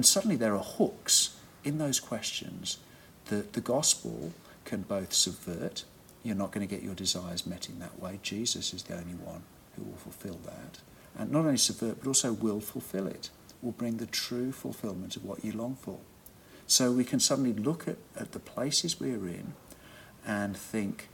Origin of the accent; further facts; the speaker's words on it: England, United Kingdom; I was from England